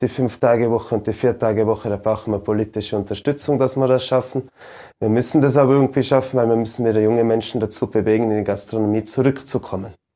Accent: Ischgl, Tyrol, Austria; meinen Heimatort

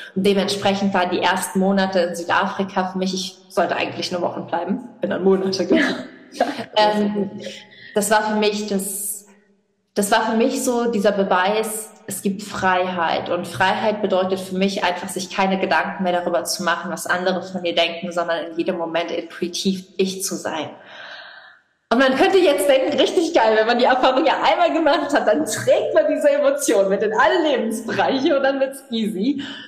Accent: Rhineland-Palatinate, Germany; also born or lived in Oxford; Bei uns in Rheinland-Pfalz

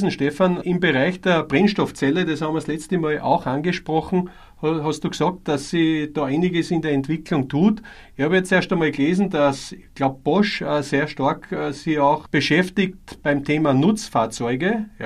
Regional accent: Austria; Bei uns in Österreich betrifft es uns stark.

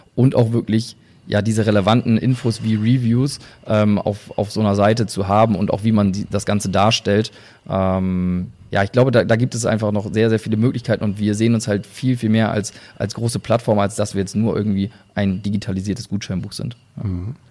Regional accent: near Oldenburg, Lower Saxony, Germany; wir kommen ja auch noch aus der Nähe

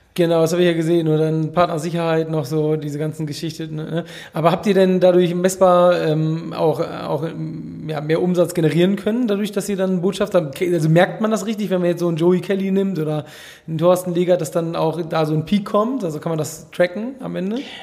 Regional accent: Hamburg, Germany; ich komme ja hier aus Hamburg

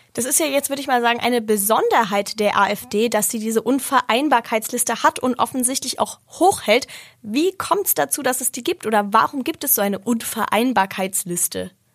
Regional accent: Germany; bei uns in Deutschland

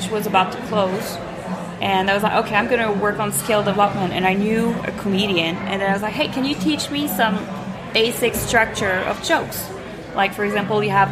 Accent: Montreal, Quebec, Canada; moved away as an adult; now in Zurich, Switzerland; So, I'm from Montreal.

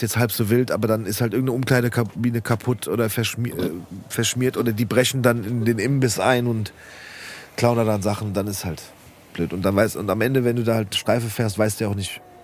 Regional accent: Rödelheim, Hesse, Germany; bei uns in Rödelheim

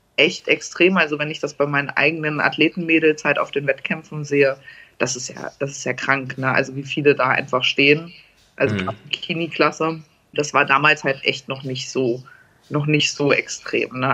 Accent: Hesse, Germany; ich komme ja aus Hessen

